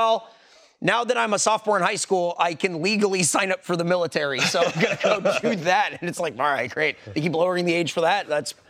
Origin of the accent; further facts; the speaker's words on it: California, United States; now in Texas, United States; I come from California where everything had the bear.